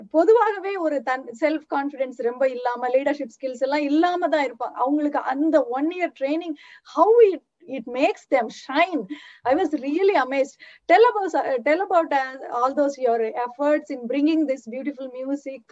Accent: Madurai, Tamil Nadu, India; moved away; I grew up in Madurai

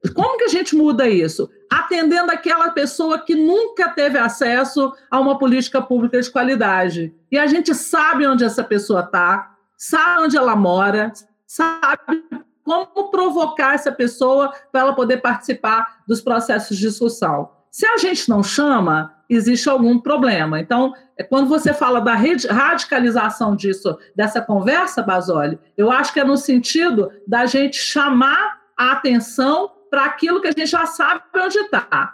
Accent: Nova Lima, Minas Gerais, Brazil; eu sou de Nova Lima, Minas Gerais, região metropolitana de Belo Horizonte

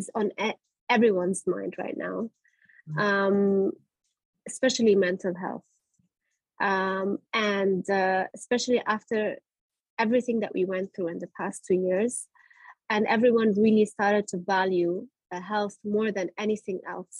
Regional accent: Germany; I grew up in Germany

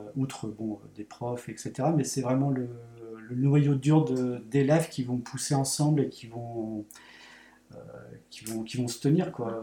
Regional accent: Saint-Quentin, Hauts-de-France, France; je suis originaire de Saint-Quentin, et à Saint-Quentin c'est une petite ville entre Paris et Lille

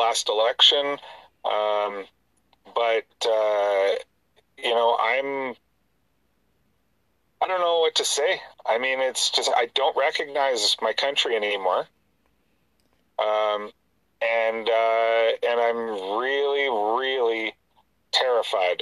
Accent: Canada; I'm a Canadian. I love my country.

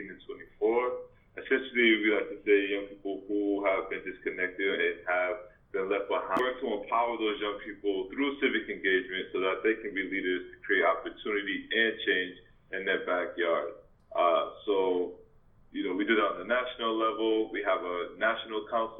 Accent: Boston, Massachusetts, United States; I am from Boston, Massachusetts

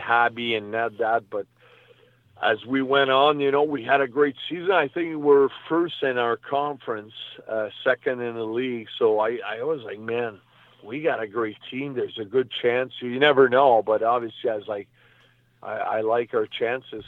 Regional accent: Canada; also born or lived in New York, United States; I was born in New York, but I moved back in Canada when I was uh, maybe 10, 12 months old. So I was still a baby, you know. So when I was four years old, I basically started playing hockey

